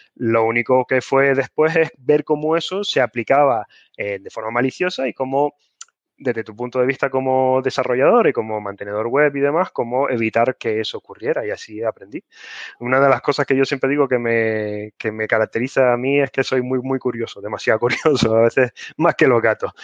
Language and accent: Spanish; Canary Islands, Spain; soy canario